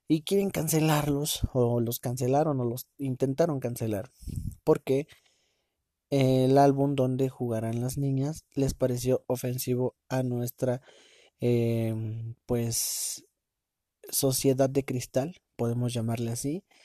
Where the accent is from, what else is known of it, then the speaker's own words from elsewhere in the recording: Mexico; Yo soy mexicano y soy la verga y viva México, cabrones.